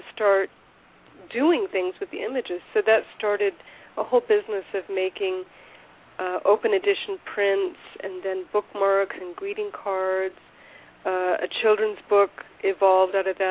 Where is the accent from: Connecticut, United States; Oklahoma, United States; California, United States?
California, United States; Southern; moved away as an adult; also born or lived in Portland, Maine / San Angelo, Texas; I grew up in Southern California